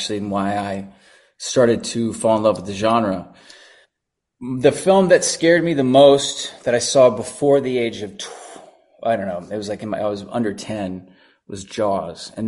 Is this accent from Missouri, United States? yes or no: no; Dallas, Texas, United States; I grew up in Dallas